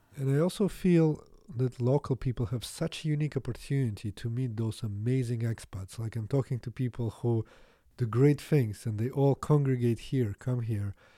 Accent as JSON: {"language": "English", "country": "Latvia", "also_born_or_lived": "Canada", "second_language": "English", "moved": "yes", "said": "I'm not from Russia, so, but Latvia was part of U S S R"}